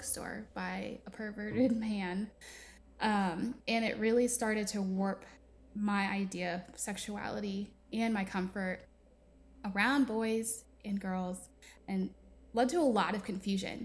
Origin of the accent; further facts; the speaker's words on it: Connecticut, United States; now in the South, United States; I'm from the East Coast. I was raised in Connecticut, in a really little town